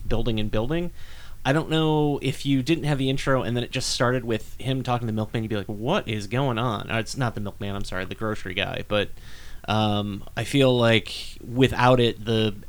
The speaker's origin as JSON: {"language": "English", "town": "Sandusky", "region": "Ohio", "country": "United States", "tie": "born or raised there", "said": "I grew up in Sandusky."}